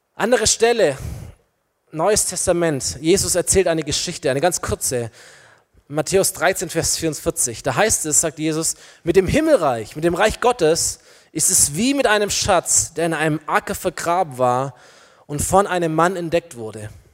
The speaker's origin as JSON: {"language": "German", "country": "Germany"}